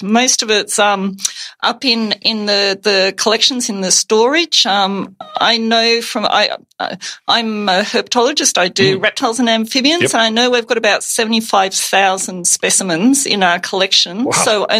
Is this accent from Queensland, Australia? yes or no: no; Tasmania, Australia; I grew up in Tasmania